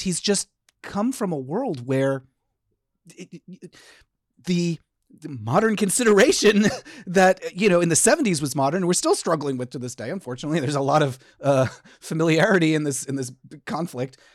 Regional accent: Connecticut, United States; I grew up in Connecticut

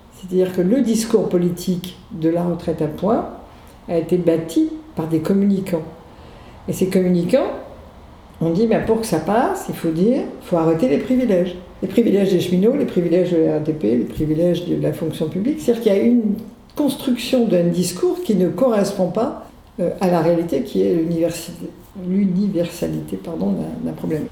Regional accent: Saint-Brieuc, Brittany, France; also born or lived in Loudéac / Versailles / Rennes; now in Morlaix, France; je suis née à Loudéac dans les Côtes d'Armor. Euh, ensuite, je, suis allée à l'école à Saint-Brieuc

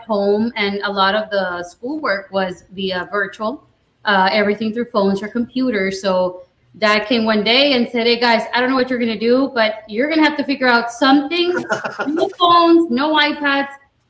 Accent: Roma, Texas, United States; We're originally from Roma, Star County

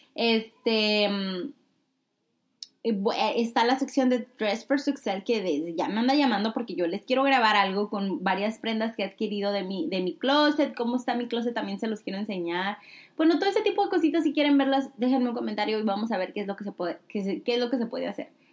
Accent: Mexico; siendo de México en especial, yo que soy mexicana

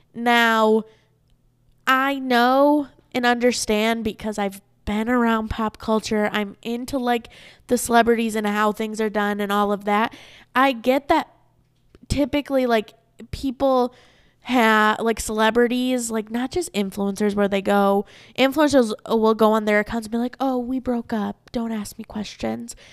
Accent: Saginaw, Michigan, United States; also born or lived in Ypsilanti, Michigan; now in Arizona, United States; I was born in Saginaw, Michigan

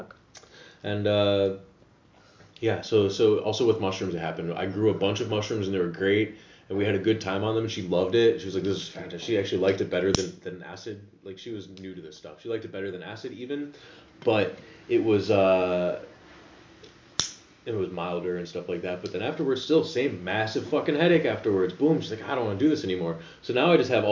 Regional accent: near Downers Grove, Illinois, United States; near where I'm from Downers Grove, Illinois, which is really close. This is the suburbs that I'm from.

